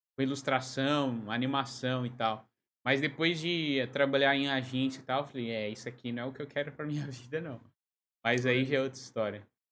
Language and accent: Portuguese; São Paulo, Brazil; also born or lived in Lisbon, Portugal; now in Joinville, Brazil; Eu sou de São Paulo, mas eu moro em Joinville